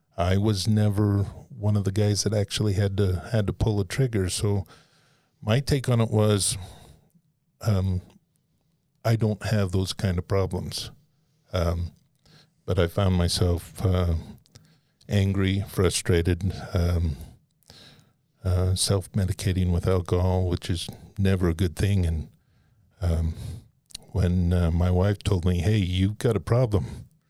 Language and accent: English; Nevada, United States; also born or lived in Southern Utah; I was born in Nevada, and my dad was from Southern Utah.